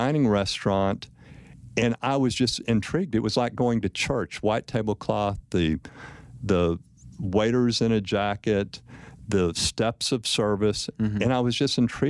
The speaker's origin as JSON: {"language": "English", "region": "West Texas", "country": "United States", "tie": "born or raised there", "said": "growing up in West Texas"}